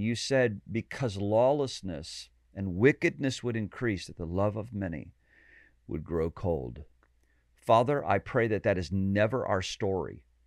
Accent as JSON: {"language": "English", "town": "Pekin", "region": "Illinois", "country": "United States", "tie": "born or raised there", "said": "my hometown, uh, right out of Pekin, Illinois"}